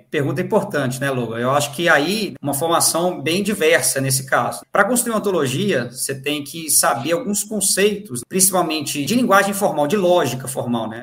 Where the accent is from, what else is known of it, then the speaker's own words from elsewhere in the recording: Conselheiro Lafaiete, Minas Gerais, Brazil; moved away as an adult; also born or lived in Belo Horizonte / Espírito Santo / Porto, Portugal; now in Juiz de Fora, Brazil; eu sou natural de Conselheiro Lafayette